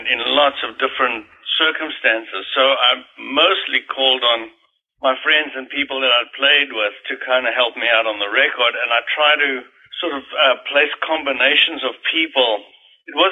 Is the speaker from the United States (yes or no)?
no; South Africa; moved away; I was growing up in South Africa